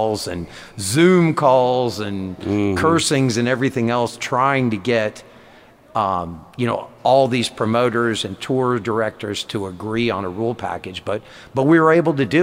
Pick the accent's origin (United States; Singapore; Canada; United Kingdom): United States; Southern California; moved away; growing up in Southern California.